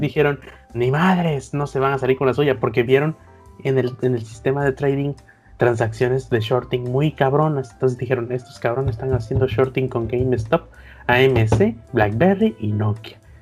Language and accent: Spanish; Veracruz, Mexico; por acá de Veracruz